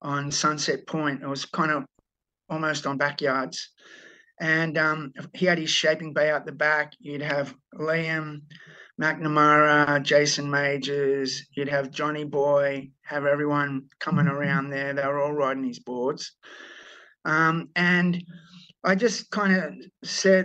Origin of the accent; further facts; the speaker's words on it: Sydney, New South Wales, Australia; I'm from Bondi